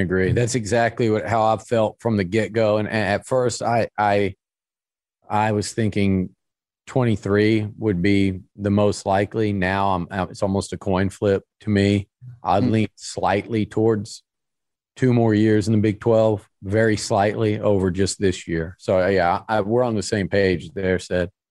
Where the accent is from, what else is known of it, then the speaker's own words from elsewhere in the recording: Sugar Land, Texas, United States; I grew up in Sugarland